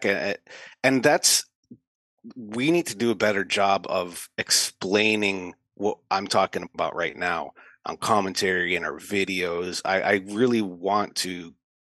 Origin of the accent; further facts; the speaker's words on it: United States; As an American